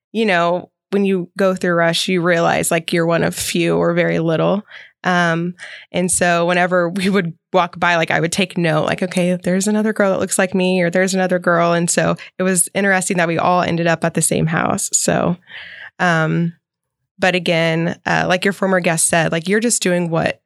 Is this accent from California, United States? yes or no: no; Oklahoma City, Oklahoma, United States; also born or lived in Edmond, Oklahoma / Arcadia, Oklahoma; I was born in Oklahoma City. We went to Oakdale growing up. So that's kind of on the outskirts. So Oklahoma City, and then went there kindergarten through eighth grade, and then went to Edmond Memorial High School